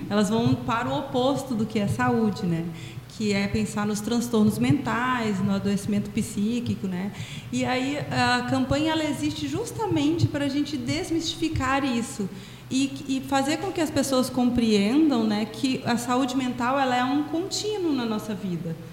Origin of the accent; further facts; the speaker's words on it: Brazil; no nosso país, especialmente eu, né, lá no meu estado